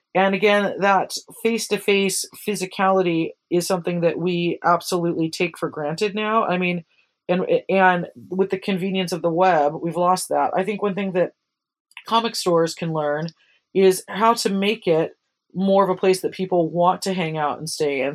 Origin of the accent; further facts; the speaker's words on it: Santa Cruz, California, United States; my hometown of Santa Cruz, California